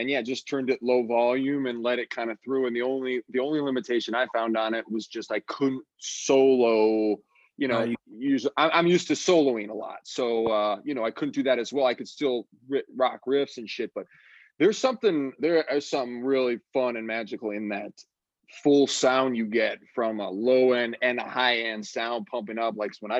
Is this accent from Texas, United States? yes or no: yes; Texas, United States; We didn't even know these guys at the time because, we're coming from Texas.